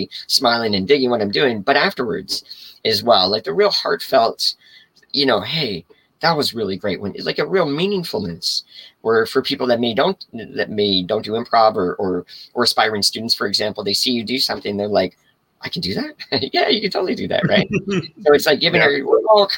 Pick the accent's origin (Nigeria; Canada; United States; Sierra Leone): Canada; I'm also Canadian as well